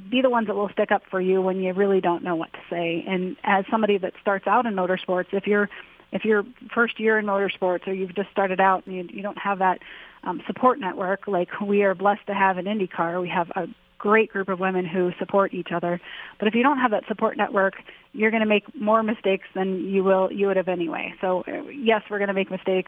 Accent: Akron, Ohio, United States; Growing up in Akron, Ohio

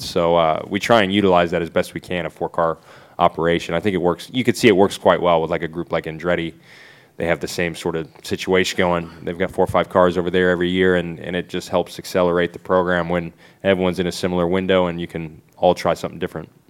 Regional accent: United States; being American

